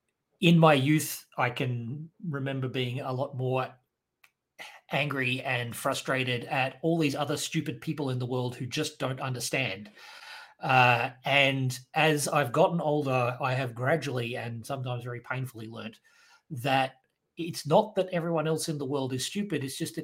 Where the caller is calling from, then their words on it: Perth, Western Australia, Australia; I am speaking today from Perth, Western Australia, which is Wadjuk Noongar Boodja, the traditional owners of the land where I'm recording from.